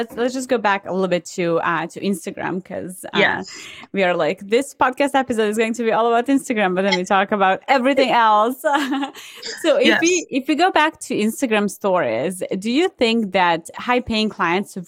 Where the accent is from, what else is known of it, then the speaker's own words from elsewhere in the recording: Serbia; I'm originally from Serbia